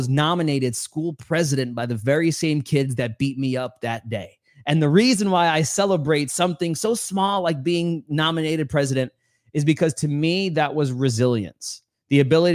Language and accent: English; New York City, New York, United States; I grew up in New York City, Queens, New York